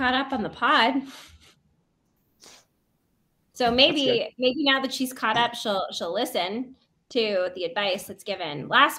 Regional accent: United States; moved away; I grew up near the Hudson River.

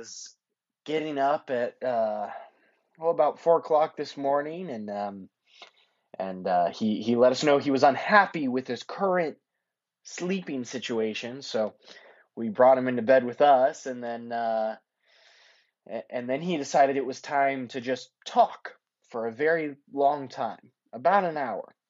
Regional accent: Denver, Colorado, United States; now in Washington, United States; I'm from Colorado originally, kind of the Denver area

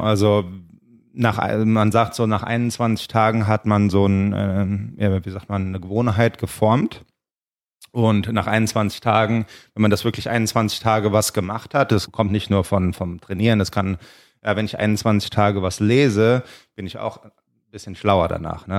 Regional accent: Germany; now in Los Angeles, United States; wir sind aus Deutschland, wir sind in Deutschland aufgewachsen

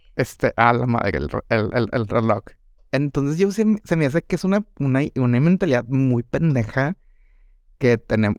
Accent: Monterrey, Nuevo León, Mexico; mis estereotipos regiomontanos

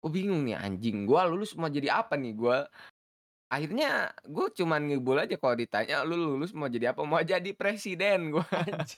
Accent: Bandung, West Java, Indonesia; gue gua pun ketemu saya orang Bandung

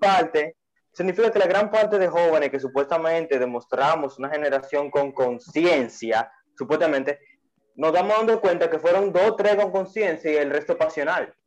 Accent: Dominican Republic; ya conocemos como dominicanos

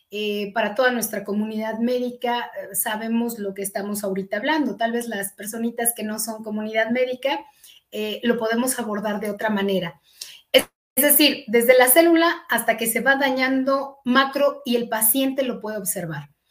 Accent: eastern State of Mexico, Mexico; nací en el Distrito Federal, pero toda mi infancia eh, la, desarrollé en la zona oriente del estado

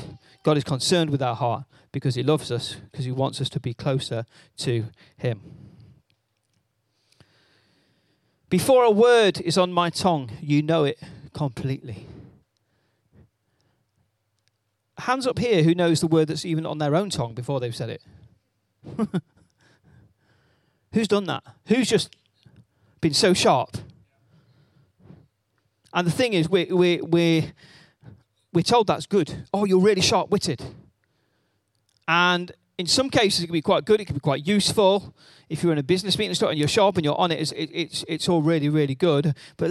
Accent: Wales, United Kingdom; I am Welsh

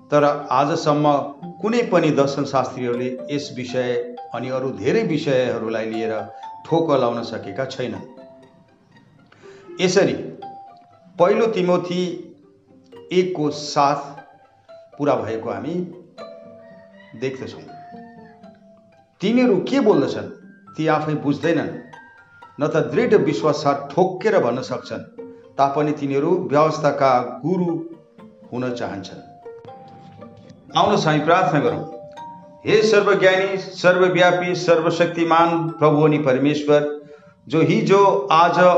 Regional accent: West Bengal, India; म उत्तर बङ्गालको निवासी हुँ अनि

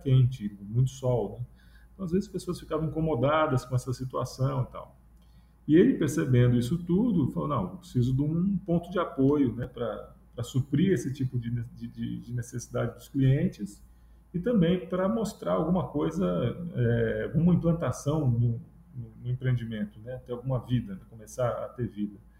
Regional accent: São Paulo, Brazil; moved away as an adult; also born or lived in Sorocaba, São Paulo; now in Ceará, Brazil; eu sou paulista, morava em São Paulo, é, minha família é de Sorocaba, no interior de São Paulo, e eu tinha ido fazer faculdade em São Paulo

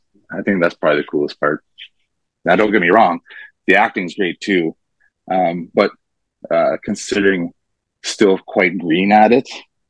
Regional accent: Sudbury, Ontario, Canada; Born and raised in Sudbury, Ontario.

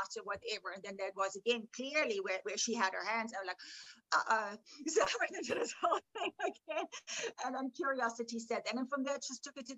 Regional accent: Bavaria, Germany; moved away; I grew up in Germany.

